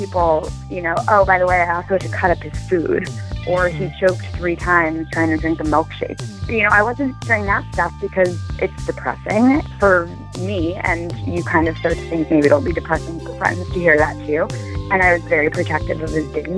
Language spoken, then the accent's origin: English; New York, United States; also born or lived in Los Angeles / Michigan; I was from New York